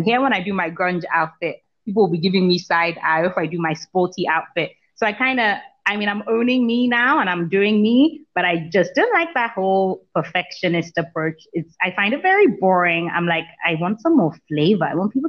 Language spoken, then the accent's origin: English; Lagos, Nigeria; also born or lived in New York; come from Lagos.